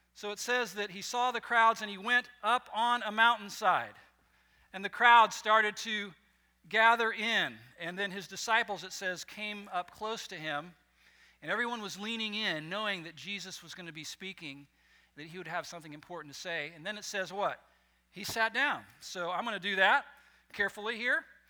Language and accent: English; West Coast, near Morro Bay, California, United States; moved away; where I grew up on the West Coast, and just up Highway 101, a few miles from my hometown, was another little city called Morro Bay